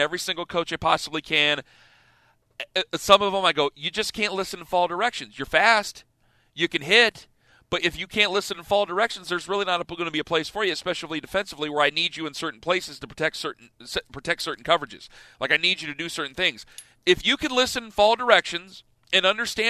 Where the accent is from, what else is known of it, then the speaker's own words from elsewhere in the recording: Canton, Ohio, United States; where I'm from Canton, Ohio